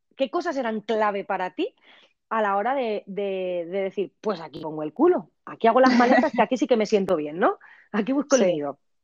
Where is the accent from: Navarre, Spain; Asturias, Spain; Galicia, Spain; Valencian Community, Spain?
Valencian Community, Spain; a village near Valencia; yo soy de este pueblo de toda mi vida. Es mi pueblo natal, natal, dentro de que el hospital donde nací estaba en la ciudad de Valencia